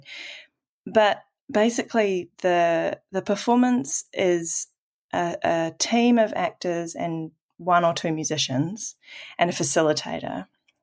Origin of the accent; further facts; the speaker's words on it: Auckland, New Zealand; I'm a first-generation New Zealander, and I grew up in Tamaki Makaurau, Auckland